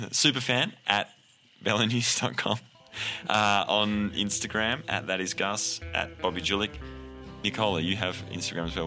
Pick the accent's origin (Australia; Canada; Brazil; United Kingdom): Australia; now in United States; I'm Australian, my adopted American